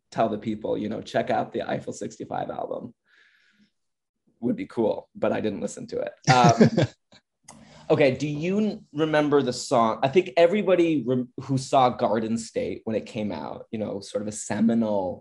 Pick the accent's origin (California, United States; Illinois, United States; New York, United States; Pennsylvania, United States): California, United States; Orange County; I'm from Orange County, and I wasn't allowed to watch much TV when I was growing up.